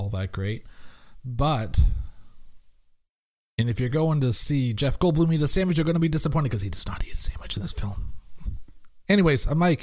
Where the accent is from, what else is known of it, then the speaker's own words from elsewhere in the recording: Canada; I'm Canadian